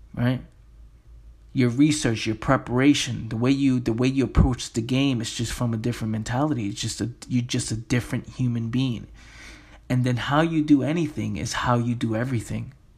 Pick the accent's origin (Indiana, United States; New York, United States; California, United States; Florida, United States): New York, United States; New York City; Me growing up in the Bronx, in the inner city